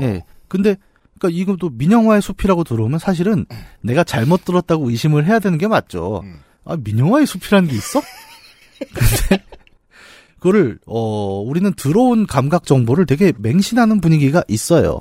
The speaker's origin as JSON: {"language": "Korean", "town": "Bucheon", "region": "Gyeonggi Province", "country": "South Korea", "tie": "born or raised there", "said": "우리 고향 부천에서"}